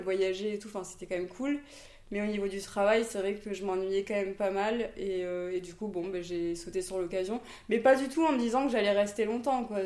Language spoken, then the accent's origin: French; Saint-Pierre, Réunion; moved away; also born or lived in Toulouse, France; Je suis née en métropole, à Toulouse. Et je suis venue habiter à La Réunion, j'avais 8 ans. Avec ma mère et ma sœur. Et euh, bah, du coup, j'ai grandi à Terre Sainte euh, jusqu'à mes 22 ans.